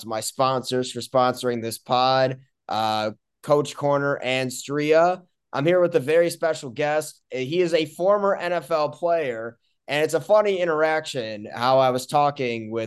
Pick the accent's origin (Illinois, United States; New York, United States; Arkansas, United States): Illinois, United States; Highland Park; I grew up in Highland Park